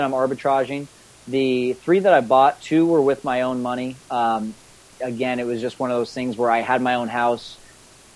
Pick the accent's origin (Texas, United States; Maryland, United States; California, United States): California, United States; Fresno; moved away as an adult; also born or lived in Scottsdale, Arizona; I'm from Fresno originally